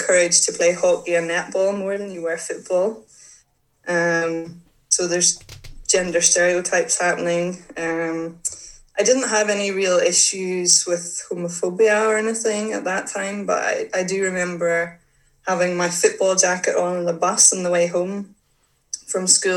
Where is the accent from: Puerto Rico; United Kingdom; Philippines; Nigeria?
United Kingdom; Northern Ireland; I grew up in Northern Ireland, and I had always played football